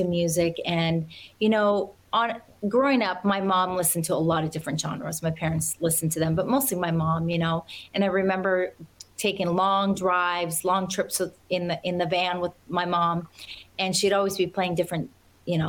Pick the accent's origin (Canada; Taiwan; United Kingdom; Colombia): Canada; Alberta; also born or lived in Nashville; now in Los Angeles, United States; I grew up on a farm in Alberta, Canada